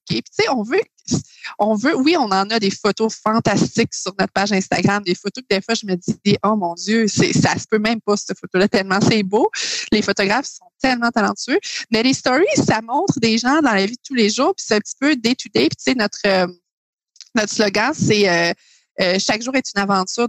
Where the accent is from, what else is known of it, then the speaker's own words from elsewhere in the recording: Quebec, Canada; je viens de, Québec